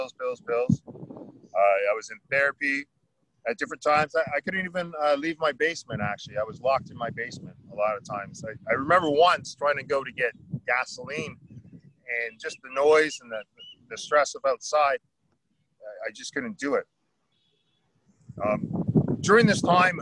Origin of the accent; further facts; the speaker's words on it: Oromocto, New Brunswick, Canada; I'm down here at the Oromocto First Nations. So we're down in the water. Oromocto is a First Nations, we're a Maliseet people